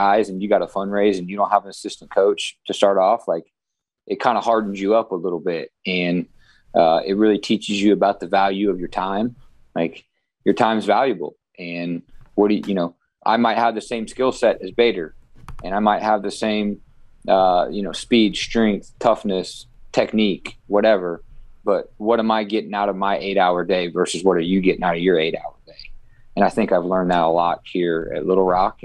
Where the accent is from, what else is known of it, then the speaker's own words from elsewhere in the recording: Midwest, United States; moved away; I grew up in the Midwest